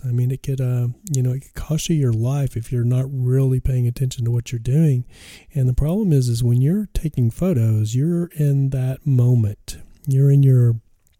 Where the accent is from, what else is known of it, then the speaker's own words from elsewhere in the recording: West Texas, United States; I was a kid growing up in West Texas, the deserts of West Texas.